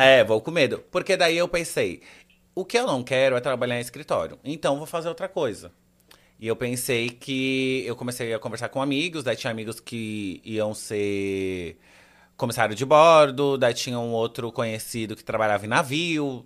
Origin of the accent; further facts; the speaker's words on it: Santos, São Paulo, Brazil; moved away; Então, eu cresci em Santos, nasci e cresci em Santos